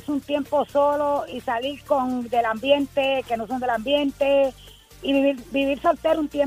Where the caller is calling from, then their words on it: Vega Baja, Puerto Rico; Vega Baja.